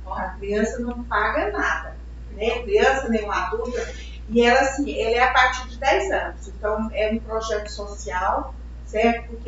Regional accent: Goiânia, Goiás, Brazil; a gente, nós somos daqui de Goiânia

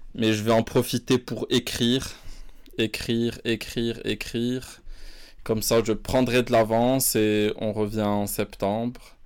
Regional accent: Morocco; je suis né, j'ai vécu au Maroc

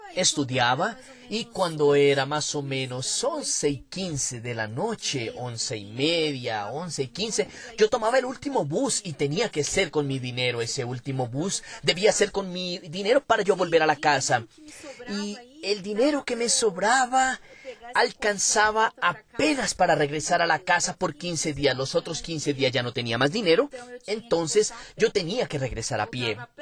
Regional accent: São Paulo, Brazil; nací en Sao Paulo, capital, en el barrio de Tatuapé, desde hace 20 años vivo en Moca, que es un barrio próximo

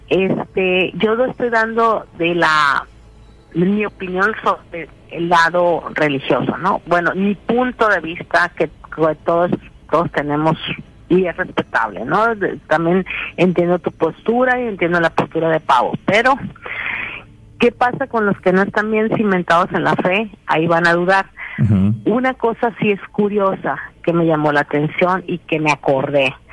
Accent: Mexico; como nosotros somos, somos habemos, mexicanos creyentes y habemos mexicanos que no.

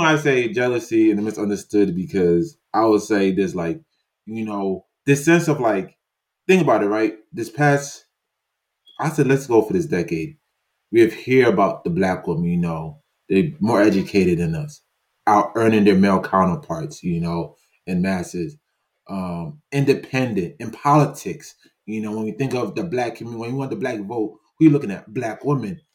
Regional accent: New York, United States; I'm from New York

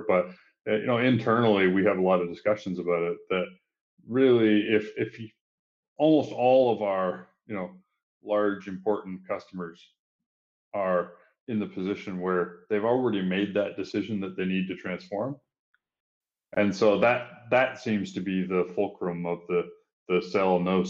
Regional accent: Ontario, Canada; accent: Canadian; now in Singapore; I grew up in a small town about 2 hours east from Toronto, where Justin is. So my accent does have that Canadian tinge to it

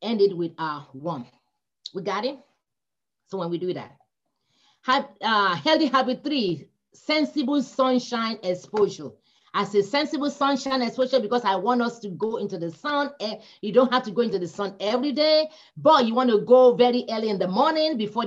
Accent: Nigeria; moved away; come from Nigeria. We don't have winter.

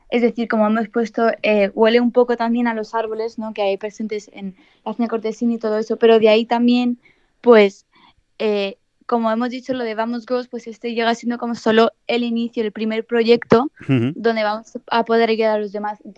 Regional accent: Estepona, Andalusia, Spain; Eh, en Estepona, pero llevamos viviendo, pues eso, en, en Estepona es Grande, en el sur toda la vida.

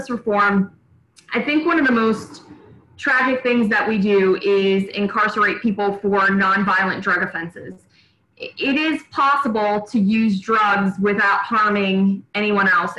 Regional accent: Buchanan, United States; I ran the Buchanan Community Theater here in my hometown for many, many years

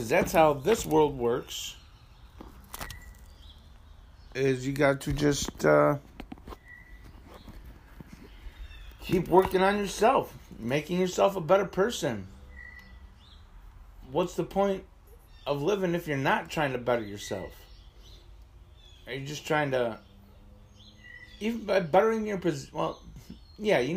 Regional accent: Asheville, New York, United States; moved away as an adult; also born or lived in Erie / Buffalo / Baltimore / New Jersey; now in Jamestown, United States; My hometown is Asheville, New York, which is about 10 miles. Well, the house I grew up in is 10 miles to the southwest

